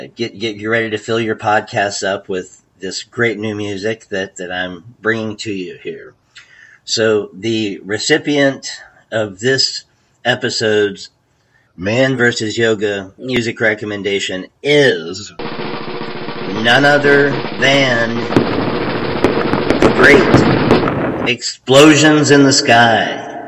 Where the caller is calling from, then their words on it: Fort Worth, Texas, United States; I come to you from Fort Worth, Texas.